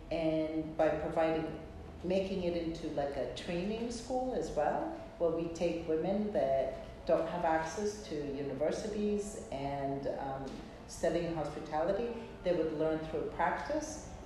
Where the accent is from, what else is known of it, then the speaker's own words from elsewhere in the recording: Rhodes, South Aegean, Greece; So actually, my dream as a child, um, I grew up in Greece. I lived there for 14 years.